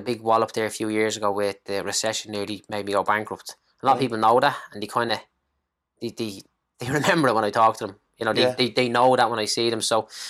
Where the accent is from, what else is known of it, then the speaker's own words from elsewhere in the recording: Clondalkin, Leinster, Ireland; from Clondalkin. Used to be a bricklayer. Now I'm a property investor.